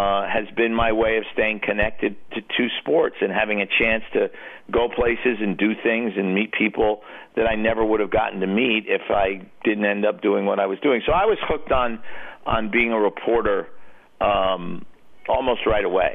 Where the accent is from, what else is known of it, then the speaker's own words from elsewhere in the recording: New York City, New York, United States; growing up in New York City